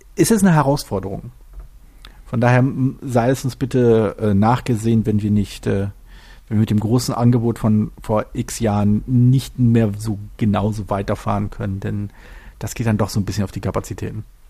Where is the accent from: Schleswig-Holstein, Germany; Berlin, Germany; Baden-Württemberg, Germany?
Berlin, Germany; ich bin halt Berliner äh, und, und zwar halt geborener Berliner